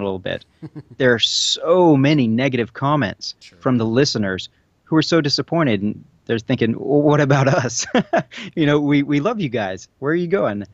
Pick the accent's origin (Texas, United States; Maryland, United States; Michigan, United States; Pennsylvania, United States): Texas, United States; also born or lived in Little Rock; now in Dallas, United States; I'm originally from Texas and have some friends and family